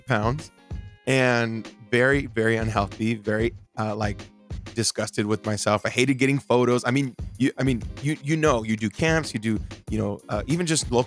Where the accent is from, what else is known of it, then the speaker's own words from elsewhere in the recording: Bakersfield, California, United States; moved away; home this weekend or this last few days in Bakersfield, my hometown